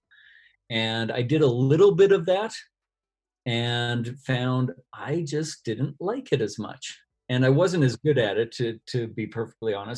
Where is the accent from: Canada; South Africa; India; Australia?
Canada; volunteering with a university team here in my hometown in Canada.